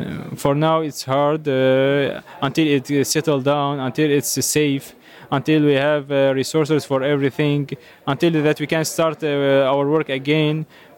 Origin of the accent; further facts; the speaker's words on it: Syria; English is a second language; And whenever I think about Syria, I feel sad, because this is my home country. I wonder when I'm going to go back.